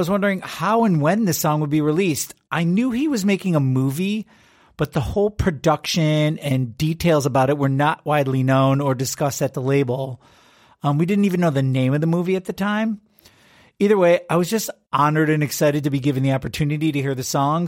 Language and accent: English; Detroit, Michigan, United States; I grew up in Detroit